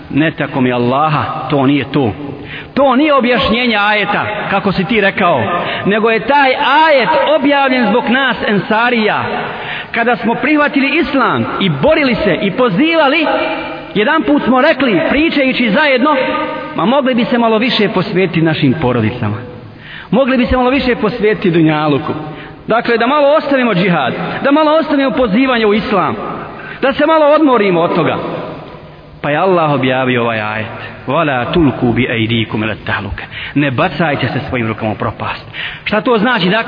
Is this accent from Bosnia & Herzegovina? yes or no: yes; Bosnia & Herzegovina